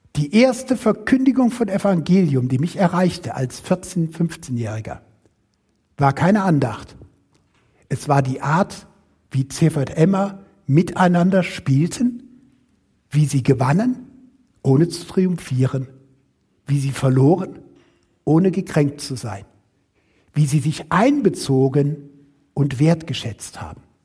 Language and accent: German; Rhineland, Germany; Ich selber komme weder aus Württemberg, wie es eben schon anklang, ich komme aus dem Rheinland